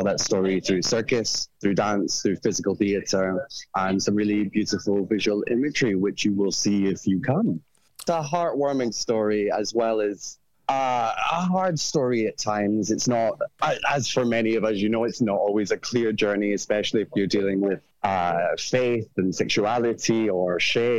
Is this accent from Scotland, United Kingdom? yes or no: yes; Edinburgh, Scotland, United Kingdom; accent: Scottish; moved away as an adult; now in London, United Kingdom; I'm from Edinburgh originally, and then I came to London to study circus and do my degree, and I've been in London for maybe the last 10, 12 years